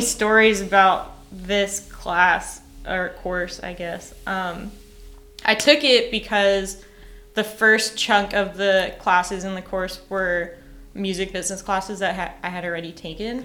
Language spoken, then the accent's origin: English; New York, United States; moved away as an adult; also born or lived in Boston; now in Nashville, United States; I grew up in New York. I lived in Boston